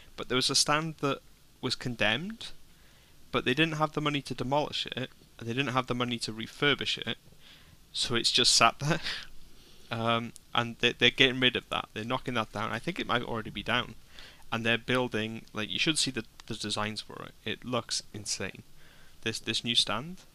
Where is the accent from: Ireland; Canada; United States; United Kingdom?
United Kingdom; Wrexham, Wales; I'm from Wrexham